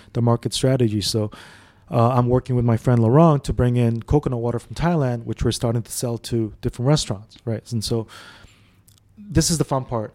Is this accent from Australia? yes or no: no; Dubai, United Arab Emirates; also born or lived in Saudi Arabia; I grew up in Dubai actually, so we came here as a family in '92. Before that, we were in Saudi.